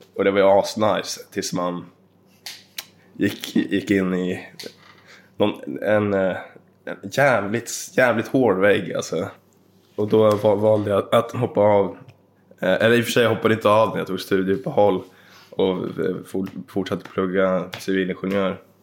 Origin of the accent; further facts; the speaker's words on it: Dvärsätt, Jämtland, Sweden; I Dvärsätt i Jämtland. Så mm. en bit ifrån Östersund.